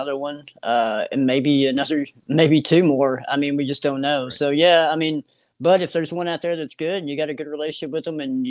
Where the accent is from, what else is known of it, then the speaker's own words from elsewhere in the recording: Kentucky, United States; I'm from Kentucky